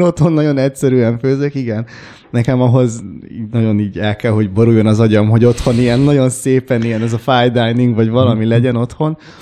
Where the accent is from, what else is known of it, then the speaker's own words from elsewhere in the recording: Hungary; Apukám révén kambodzsai vagyok, én már itt születtem